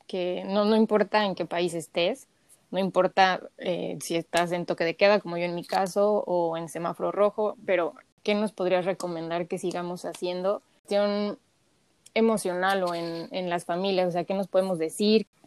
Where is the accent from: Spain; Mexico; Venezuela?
Mexico; como mexicanos somos muy apapachadores